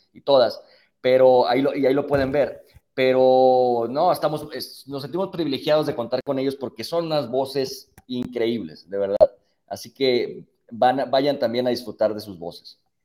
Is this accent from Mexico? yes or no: yes; Mexico; somos todos de México